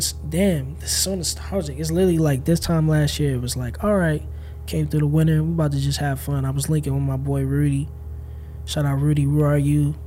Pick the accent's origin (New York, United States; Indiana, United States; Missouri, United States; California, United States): Missouri, United States; St. Louis; also born or lived in Illinois / Encino, Los Angeles; now in Los Angeles, United States; I'm from St. Louis, Missouri. I was born in Illinois, outside of Chicago. I was raised, I like moved after a month, and I moved to St. Louis with my family.